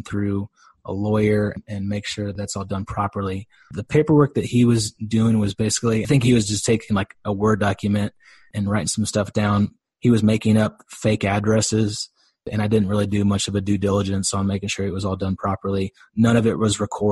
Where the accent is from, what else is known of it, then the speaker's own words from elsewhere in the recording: Dallas, Texas, United States; I'm from Dallas, Texas